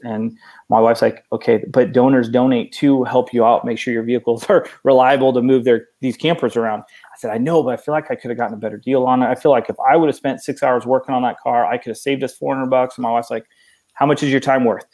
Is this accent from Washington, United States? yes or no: no; Oregon, United States; moved away as an adult; now in Texas, United States; I, I, was born and raised in Oregon, 39 years